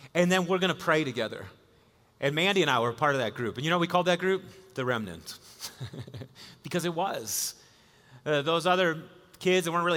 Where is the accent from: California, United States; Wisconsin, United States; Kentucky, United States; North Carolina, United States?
Wisconsin, United States; I was a kid growing up in Wisconsin